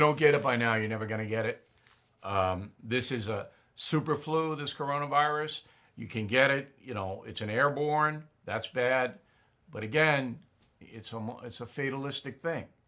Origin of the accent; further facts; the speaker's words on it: United States; as an American